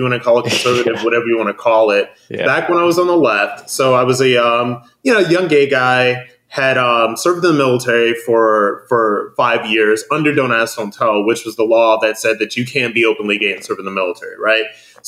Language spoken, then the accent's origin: English; Akron, Ohio, United States; moved away; I'm from Akron, Ohio. Yeah. There's nothing there. It was at the point when I was growing up, it was very much working class or lower middle class, but it just, there's nothing there.